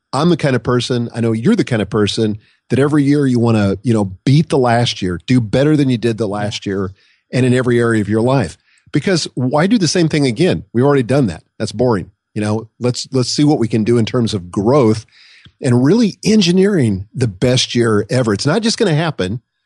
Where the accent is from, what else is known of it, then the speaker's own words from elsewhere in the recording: Nebraska, United States; I grew up in Nebraska